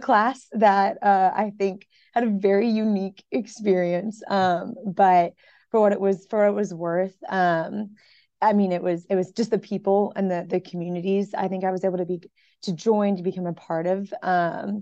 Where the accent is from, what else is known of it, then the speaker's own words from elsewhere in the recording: up by Washington, D.C., Virginia, United States; moved away as an adult; I was from Virginia originally, kind of up by Washington, D.C., and just kind of growing up my whole life in Virginia